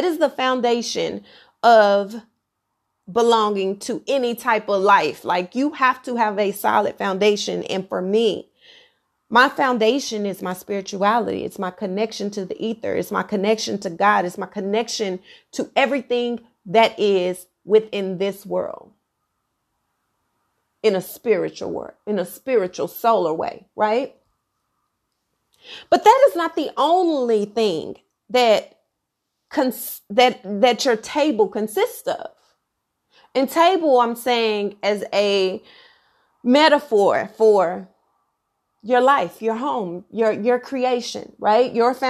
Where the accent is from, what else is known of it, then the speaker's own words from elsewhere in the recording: Dallas, Texas, United States; I'm African American, okay? Black girl from the South, Dallas, Texas, by way of Oak Cliff. And where I am from, I have a very eclectic family, a big family